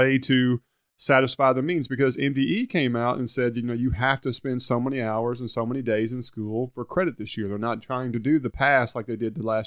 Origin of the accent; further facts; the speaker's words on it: Hernando, Mississippi, United States; I'm from Hernando